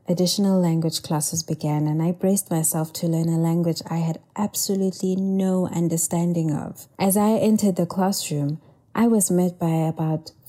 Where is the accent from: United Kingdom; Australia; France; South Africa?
South Africa; a young Black Motswana girl growing up in post-apartheid South Africa